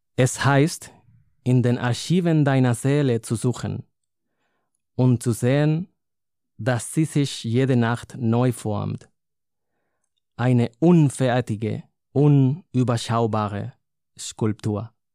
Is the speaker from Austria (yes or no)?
no; Madrid, Community of Madrid, Spain; first language Spanish; German is a second language; moved away as an adult; also born or lived in Cologne, Germany / Linz am Rhein, Germany; now in Bonn, Germany; in Madrid, in meiner Heimatstadt